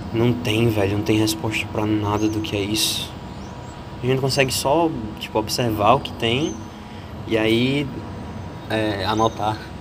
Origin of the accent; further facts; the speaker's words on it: Paraíba, Brazil; accent: paraibano; Eu sou paraibano